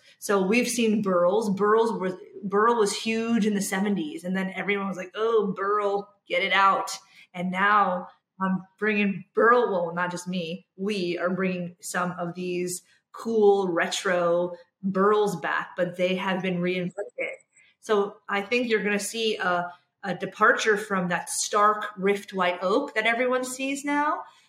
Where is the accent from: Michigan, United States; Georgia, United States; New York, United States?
New York, United States; I always used to think they were so exotic, right? Just because I'm from New York.